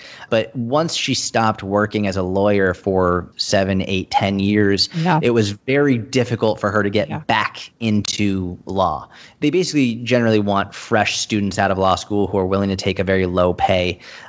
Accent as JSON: {"language": "English", "town": "Boston", "region": "Massachusetts", "country": "United States", "tie": "born or raised there", "lives_now": "New York, United States", "said": "When you're in America, especially in New York, I live in New York, I grew up in Boston."}